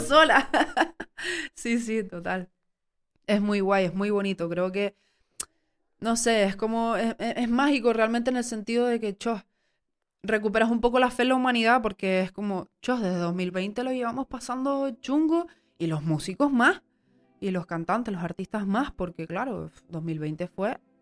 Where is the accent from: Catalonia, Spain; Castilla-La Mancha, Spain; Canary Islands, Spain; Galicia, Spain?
Canary Islands, Spain; Tenerife; Soy, soy tinerfeña, soy canaria, soy mujer